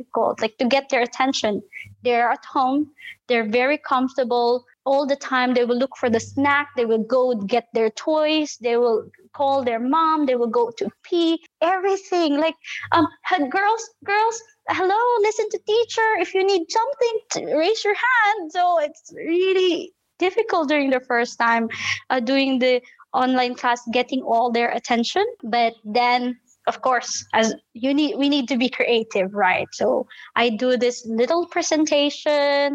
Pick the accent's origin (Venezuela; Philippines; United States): Philippines; moved away as an adult; now in Qatar; I'm a Filipina.